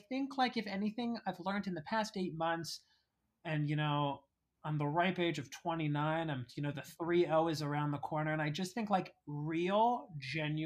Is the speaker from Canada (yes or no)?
yes; Canada; now in New York City, United States; we're Canadian